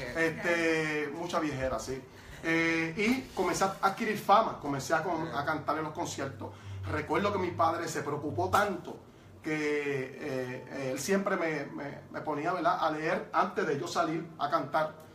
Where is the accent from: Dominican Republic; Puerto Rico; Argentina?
Puerto Rico; Toa Baja; Yo soy de Tuabaja, ¿verdad? El pueblo de Tuabaja